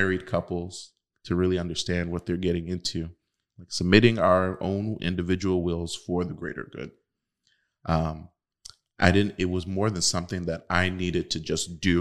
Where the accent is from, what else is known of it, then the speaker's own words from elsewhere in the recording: United States; born and raised in the United States to have become a priest